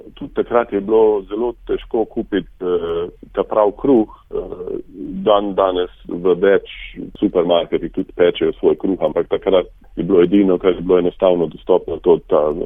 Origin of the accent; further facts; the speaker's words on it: Šentjur, Slovenia; moved away as an adult; now in Nova Scotia, Canada; Mi smo se preselili iz Zelenja, ko sem bil star približno pet let na Proseniško, e, to je e, manjša vas v bližini Šentjurja